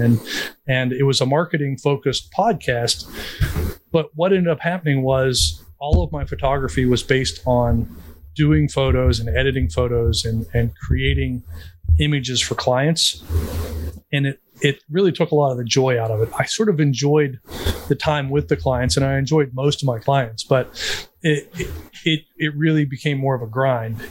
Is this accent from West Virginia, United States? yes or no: yes; West Virginia, United States; a poor kid growing up in West Virginia